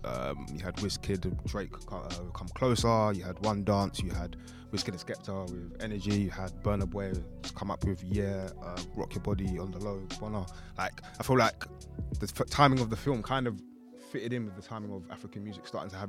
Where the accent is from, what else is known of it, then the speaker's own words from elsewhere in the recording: United Kingdom; as a Brit